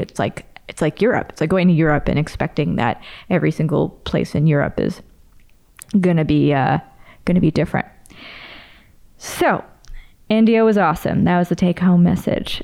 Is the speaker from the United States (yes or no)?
no; Canada; born and raised in Canada